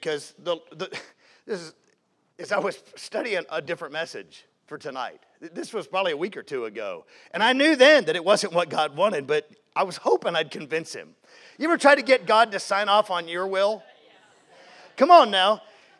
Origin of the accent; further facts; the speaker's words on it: Jacksonville, Florida, United States; accent: Southern; moved away as an adult; also born or lived in Seattle, Washington / Great Yarmouth, Norfolk, England / Post Falls, Idaho; when I was 7 years old, we moved to Jacksonville, Florida. So if you hear any y'all or ain't and stuff like that, that's where that comes from. I grew up in Jacksonville